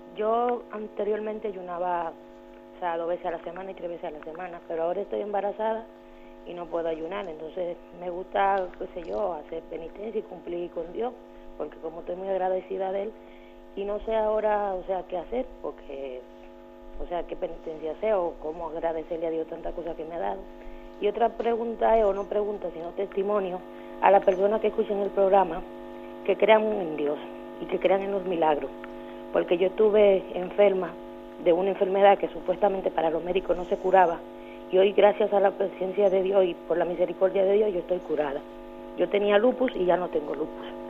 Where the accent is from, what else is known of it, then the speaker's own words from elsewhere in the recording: Dominican Republic; soy dominicana